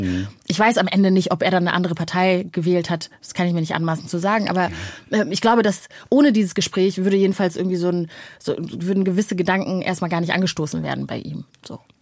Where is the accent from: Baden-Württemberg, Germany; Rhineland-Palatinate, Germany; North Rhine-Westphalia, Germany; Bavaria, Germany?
North Rhine-Westphalia, Germany; also born or lived in Rwanda; ich bin äh, am Niederrhein groß geworden